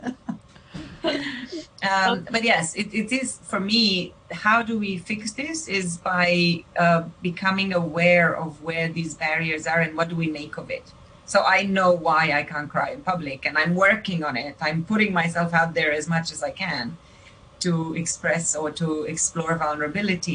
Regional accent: Romania; moved away; When I was born in Romania

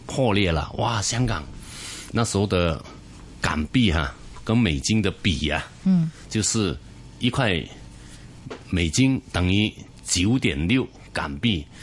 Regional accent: Chaozhou, Guangdong, China; now in Hong Kong; 因为我们这个酒楼叫东海潮州酒楼，因为本身我是潮州人

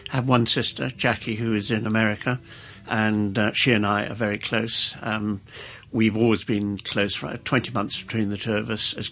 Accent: Bangalore, Karnataka, India; born there; And I was born in Bangalore in 1943.

